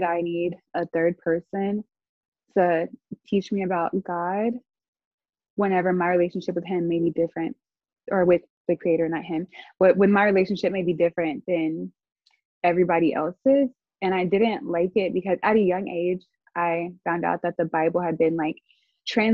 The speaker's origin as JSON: {"language": "English", "region": "Arkansas", "country": "United States", "said": "I'm from Arkansas"}